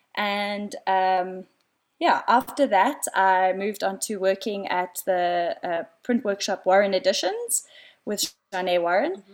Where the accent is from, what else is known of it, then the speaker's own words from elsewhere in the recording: Cape Town, Western Cape, South Africa; moved away as an adult; now in Johannesburg, South Africa; I live up in Joburg. I'm originally from Cape Town. I moved up here about four years ago.